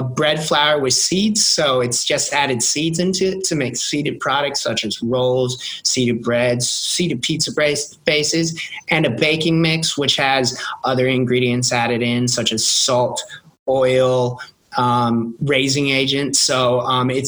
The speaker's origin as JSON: {"language": "English", "town": "Kansas City", "country": "United States", "moved": "as an adult", "lives_now": "Sydney, Australia", "said": "I'm originally from Kansas City, but I'm currently in Sydney, Australia"}